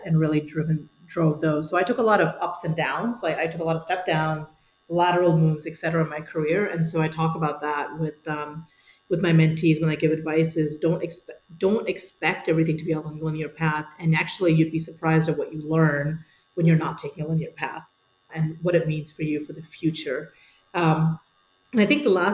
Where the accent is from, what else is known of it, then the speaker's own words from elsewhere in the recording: India; moved away; also born or lived in Singapore / New Jersey / Chicago / Munich; I was born in India